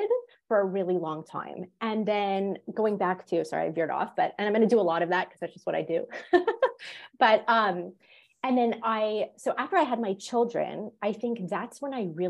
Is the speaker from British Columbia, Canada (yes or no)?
no; Montreal, Quebec, Canada; moved away; also born or lived in Florida / Georgia; I grew up in Montreal